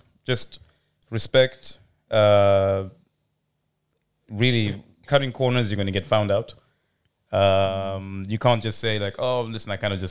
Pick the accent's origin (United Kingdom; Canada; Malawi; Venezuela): United Kingdom; London; also born or lived in Zimbabwe; I'm from London and Zimbabwe as well.